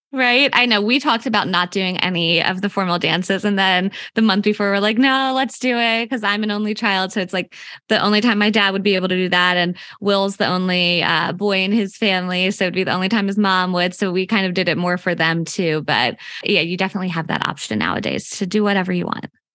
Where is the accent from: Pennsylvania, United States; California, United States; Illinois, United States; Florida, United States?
Pennsylvania, United States; Unionville; I'm actually from Philadelphia area. but I'm born and raised from here